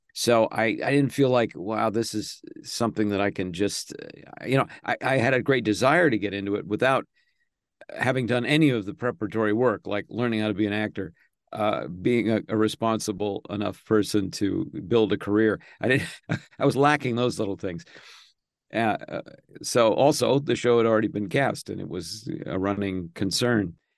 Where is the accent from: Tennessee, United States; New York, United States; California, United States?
California, United States; Los Angeles; also born or lived in Santa Monica, California / Studio City, California / Tarzana, California; I was born in Santa Monica